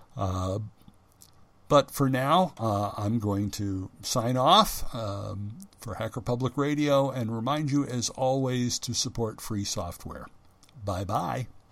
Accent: United States; first language English; I'm an American

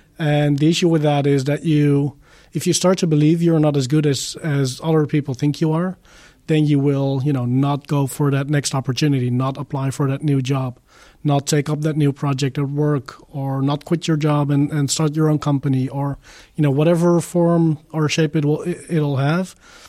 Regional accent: Netherlands; I am from the Netherlands. I live in the region of Eindhoven.

